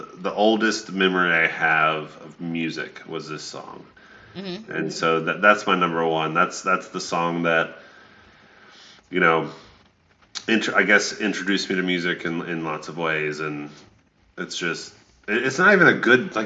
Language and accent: English; Atlanta, Georgia, United States; also born or lived in Stone Mountain; a six-year-old or 7 year old when we moved from Atlanta to Stone Mountain, which is a suburb of Atlanta